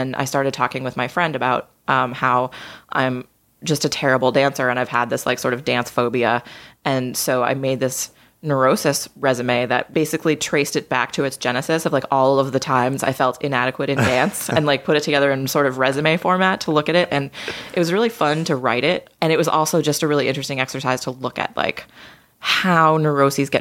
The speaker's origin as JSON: {"language": "English", "area": "just outside of Boston", "region": "Massachusetts", "country": "United States", "tie": "born or raised there", "said": "I grew up just outside of Boston."}